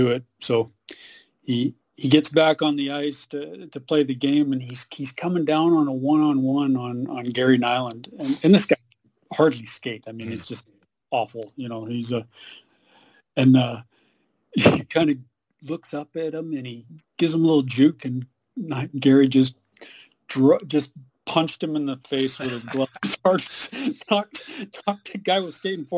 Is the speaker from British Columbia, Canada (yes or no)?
yes; Surrey, British Columbia, Canada; also born or lived in Burnaby, British Columbia; I'm really grew up in Surrey